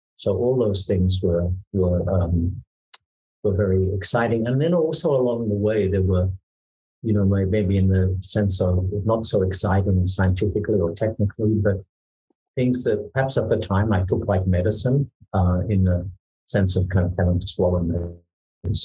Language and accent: English; Tasmania, Australia; now in Singapore; as a kid, I grew up in Tasmania